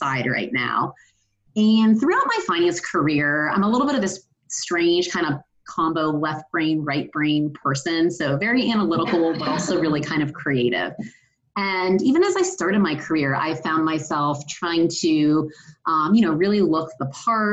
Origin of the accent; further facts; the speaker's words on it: Ohio, United States; I grew up in Ohio